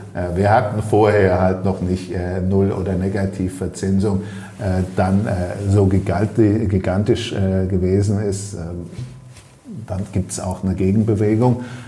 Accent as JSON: {"language": "German", "country": "Germany", "also_born_or_lived": "Ostholstein", "said": "wir als Deutsche"}